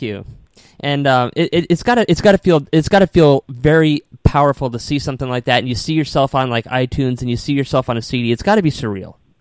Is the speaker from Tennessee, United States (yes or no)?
no; Connecticut, United States; also born or lived in New York City; now in Tampa, United States; I was born and raised up in Connecticut